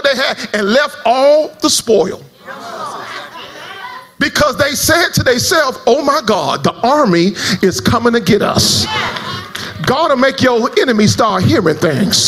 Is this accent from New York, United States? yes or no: no; Florida, United States; I'm not from Texas, but I'm from Florida.